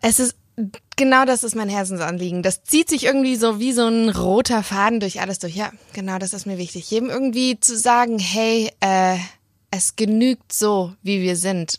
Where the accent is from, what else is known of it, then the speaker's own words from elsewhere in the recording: Leonberg, Baden-Württemberg, Germany; moved away as an adult; now in Stuttgart, Germany; in Leonberg